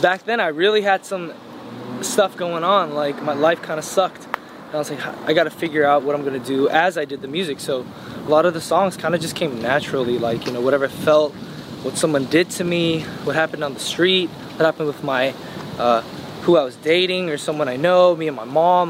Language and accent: English; United States; I was born in America